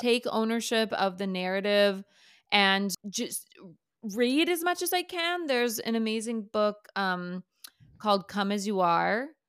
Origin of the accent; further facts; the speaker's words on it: Minnesota, United States; I was a, you know, white chick growing up in Minnesota